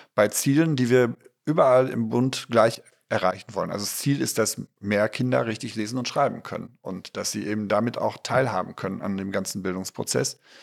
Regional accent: Ruhr area, North Rhine-Westphalia, Germany; meine Heimat, das Ruhrgebiet

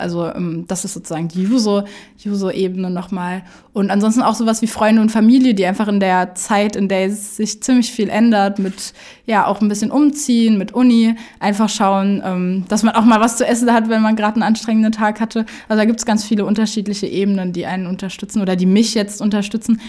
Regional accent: Saarland, Germany; Ich komme aus dem Saarland

